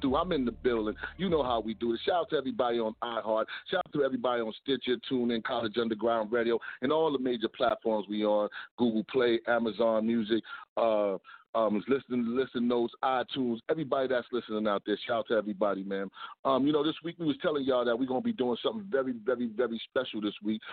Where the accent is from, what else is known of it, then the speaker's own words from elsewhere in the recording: New York City, New York, United States; also born or lived in Beaufort, South Carolina (family); I'm actually born in Harlem.